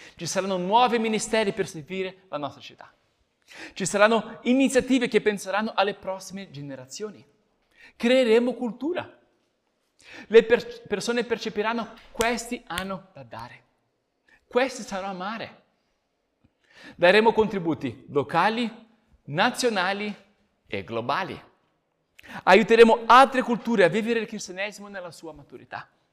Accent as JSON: {"language": "Italian", "country": "Brazil", "moved": "yes", "said": "come brasiliano"}